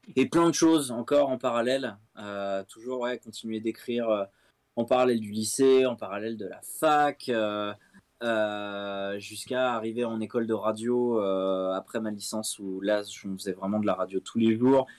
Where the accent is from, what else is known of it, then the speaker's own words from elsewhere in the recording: Chelles, Île-de-France, France; j'ai grandi à Shell dans 77